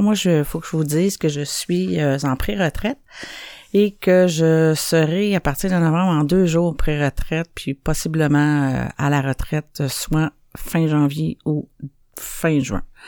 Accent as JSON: {"language": "French", "town": "Montreal", "region": "Quebec", "country": "Canada", "tie": "born or raised there", "said": "Je viens de Saint-Henri, puis moi, j'ai appris euh, à faire des affaires illégales euh, bien jeune dans ma vie"}